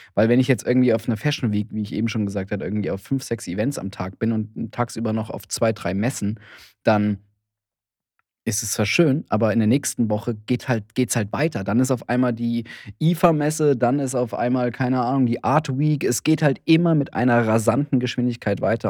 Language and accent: German; Heidelberg, Karlsruhe or Mannheim, Baden-Württemberg, Germany; now in Berlin, Germany; Heidelberg oder Karlsruhe oder Mannheim, die, die Städte, wo ich herkomme